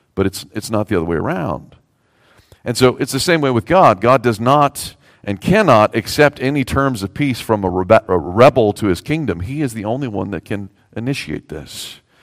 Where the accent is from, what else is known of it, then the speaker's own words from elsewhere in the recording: the South, United States; I'm a Southerner